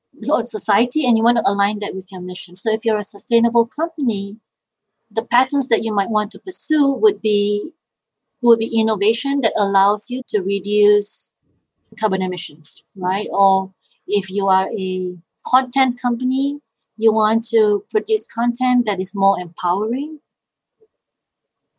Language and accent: English; Malaysia; moved away; I grew up in Malaysia